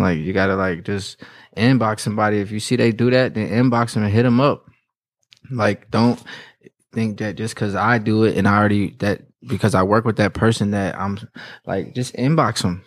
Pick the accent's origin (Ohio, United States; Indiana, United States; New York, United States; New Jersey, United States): Indiana, United States; Indianapolis; also born or lived in North Carolina; I grew up in Indianapolis.